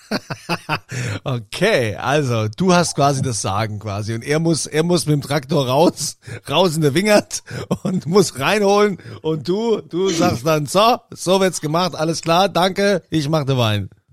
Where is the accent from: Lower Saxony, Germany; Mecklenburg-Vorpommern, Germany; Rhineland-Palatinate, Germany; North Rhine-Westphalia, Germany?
Rhineland-Palatinate, Germany; ich als Pfälzer